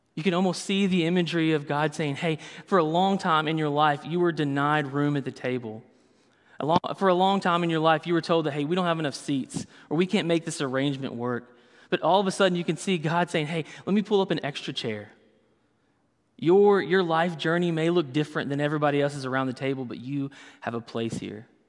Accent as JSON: {"language": "English", "region": "the South", "country": "United States", "tie": "born or raised there", "said": "I grew up in the South, so everything was fried"}